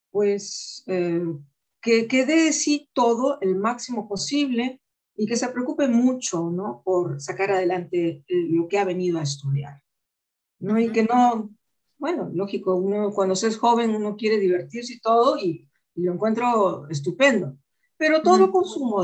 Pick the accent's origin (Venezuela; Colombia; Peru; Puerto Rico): Peru; also born or lived in Germany / Spain; He vivido en tantos lugares que, por supuesto, yo sé que soy peruana, pero yo me considero de todas partes. No me considero de Alemania, no me considero de España